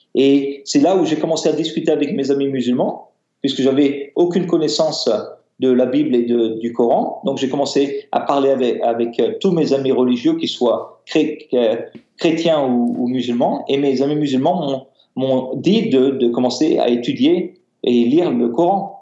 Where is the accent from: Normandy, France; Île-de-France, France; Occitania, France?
Île-de-France, France; Paris; moi, je suis né euh, en France, à Paris